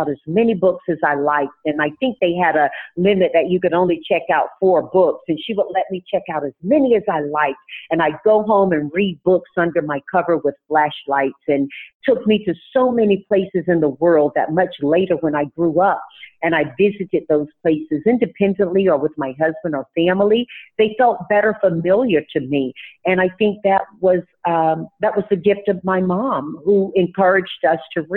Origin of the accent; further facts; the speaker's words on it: Tarboro, North Carolina, United States; now in California, United States; when I grew up in Tarboro, North Carolina, we didn't have a library on my side of town.